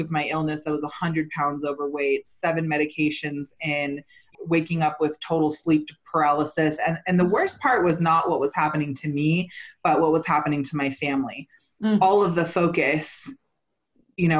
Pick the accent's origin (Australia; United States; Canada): United States; Santa Cruz, California; also born or lived in Garberville, California; I grew up in Santa Cruz